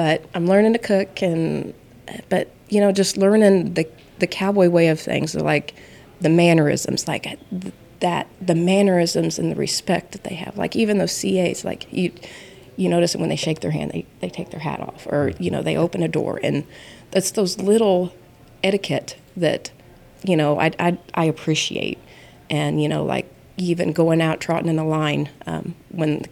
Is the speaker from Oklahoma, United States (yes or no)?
yes; Oklahoma City, Oklahoma, United States; now in Sayre, United States; I was a city girl. I grew up in Oklahoma City.